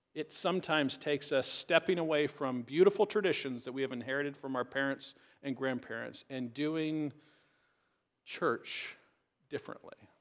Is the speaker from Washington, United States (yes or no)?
yes; Richland, Washington, United States; a regular Baptist church that I grew up in in Richland